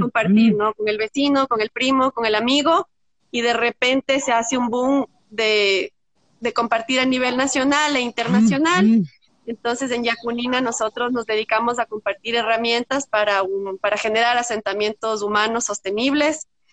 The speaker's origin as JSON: {"language": "Spanish", "town": "Quito", "region": "Pichincha", "country": "Ecuador", "tie": "born or raised there", "also_born_or_lived": "Brazil", "said": "yo soy quiteña, tumbaqueña, bueno, y crecí"}